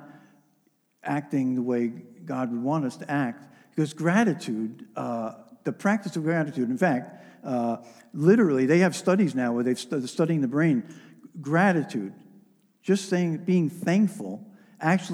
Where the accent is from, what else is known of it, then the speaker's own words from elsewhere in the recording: New York metropolitan area, United States; I'm a New Yorker. I grew up in a New York metropolitan area